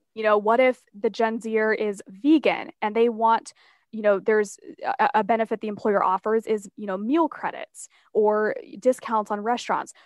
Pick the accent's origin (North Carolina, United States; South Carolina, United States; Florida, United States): North Carolina, United States; Asheville; the mountains of Asheville, which is my hometown